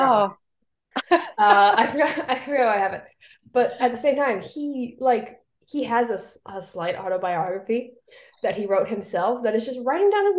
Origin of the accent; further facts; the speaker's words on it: Hawaii, United States; moved away; I grew up in Hawaii for a lot of my younger years